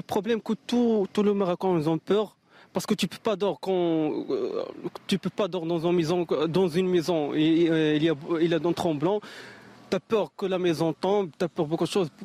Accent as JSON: {"language": "French", "town": "Agadir", "region": "Souss-Massa", "country": "Morocco", "said": "je suis d'Agadir"}